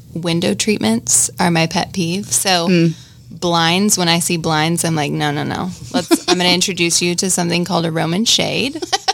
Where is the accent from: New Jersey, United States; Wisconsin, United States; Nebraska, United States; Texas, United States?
Texas, United States; I'm from Texas.